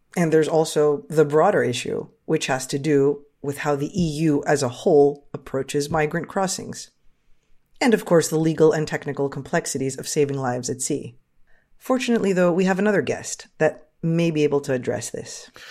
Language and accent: English; United States; as an American and an American history major